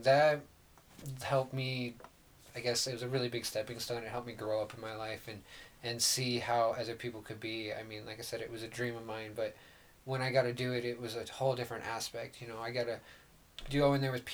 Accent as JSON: {"language": "English", "region": "Oregon", "country": "United States", "tie": "born or raised there", "also_born_or_lived": "Forest Grove, Oregon", "said": "I was originally born here in Oregon, in a little town called Forest Grove. And then when I was about 8, I moved onto a farm in eastern Oregon"}